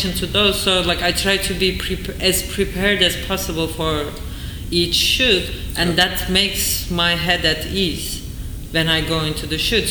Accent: Turkey; moved away as an adult; now in New York, United States; when I was growing up in Turkey

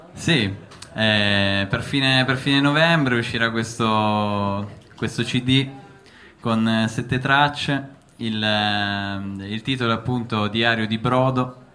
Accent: Collegno, Piedmont, Italy; Io vengo da, mm, da Collegno. da Collegno. questo è un po' da dove sono cresciuto

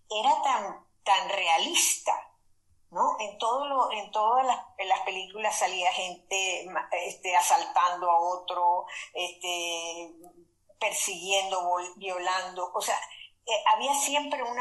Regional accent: Caracas, Capital District, Venezuela; moved away as an adult; now in Brussels, Belgium; Yo soy de Caracas.

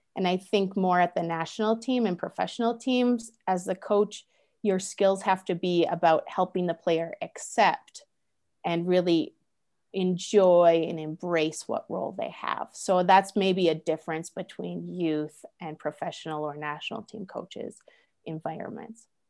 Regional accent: United States; I use myself as an American

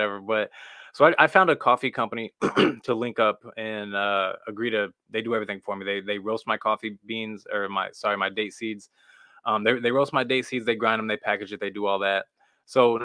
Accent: Missouri, United States; I'm from Missouri

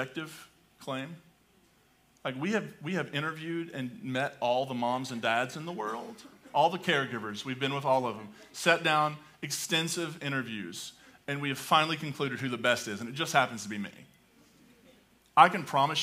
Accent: Appalachia, United States; accent: hillbilly; first language English; I can speak hillbilly English pretty well. I grew up in hillbilly land

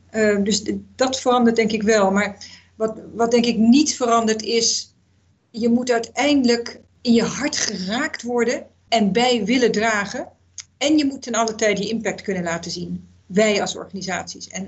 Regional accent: Zambia; moved away; Ik ben opgegroeid in Zambia.

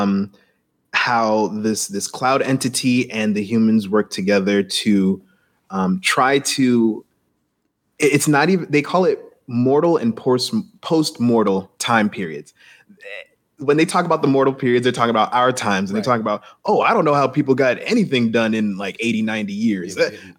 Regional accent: Jamaica; I'm Jamaican

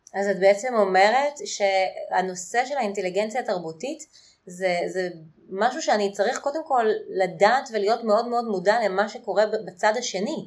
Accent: Israel

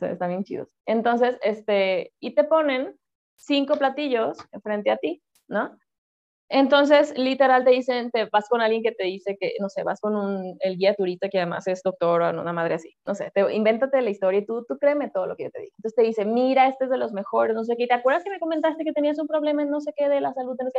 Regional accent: Culiacán, Sinaloa, Mexico; accent: norteño; soy de Culiacán, eso va a explicar muchas cosas de las que pasarán hoy de cómo hablo

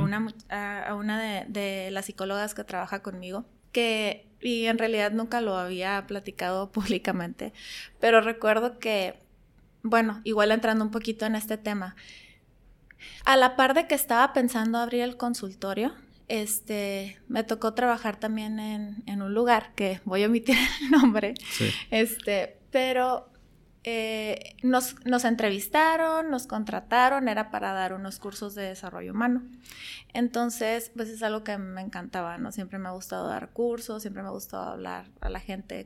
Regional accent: Tijuana, Baja California, Mexico; also born or lived in Yuma, Arizona; yo nací en Yuma, Arizona, pero llegué aquí a Tijuana alrededor de los dos, tres años. He vivido la mayor parte de mi vida aquí en Tijuana

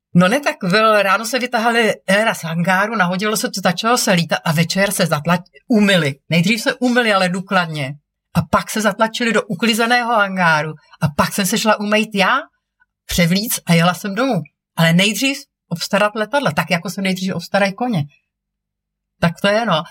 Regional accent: Prague, Czechia; jako mlá holka, jsem lekla modílky v letecko-modelářském klubu Praha 6

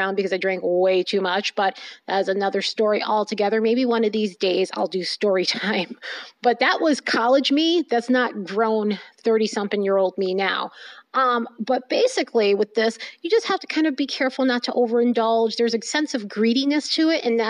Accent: New York, United States; I'm from New York and we say a word like yenta

